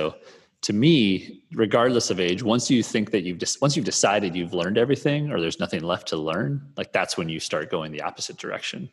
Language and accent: English; Midwest, United States; I'm from the Midwest here